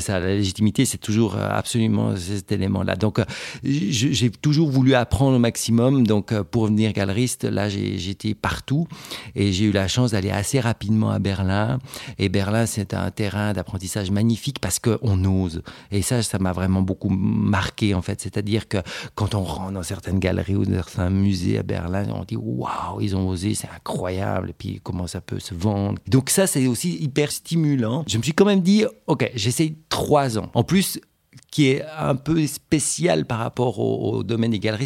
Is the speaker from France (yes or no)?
no; Switzerland; chez nous en Suisse